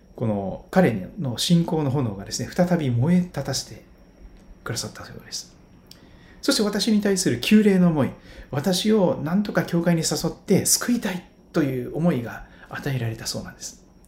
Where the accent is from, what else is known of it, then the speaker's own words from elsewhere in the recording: Kochi, Japan; moved away; 私は高知県高知市で生まれ育った